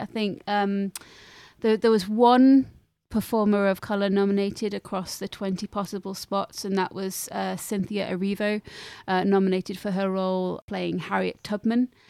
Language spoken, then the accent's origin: English; Lincolnshire, East Midlands, United Kingdom; I grew up in Lincolnshire, and as you know, um, that is disconnected from the rest of the world